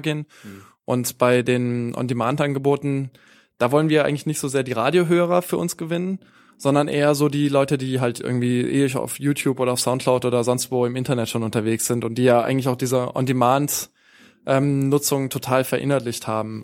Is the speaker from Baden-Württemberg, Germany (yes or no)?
yes; Baden-Baden, Baden-Württemberg, Germany; now in Hanover, Germany; Da, wo ich herkomme in, in Baden-Baden, in Baden-Württemberg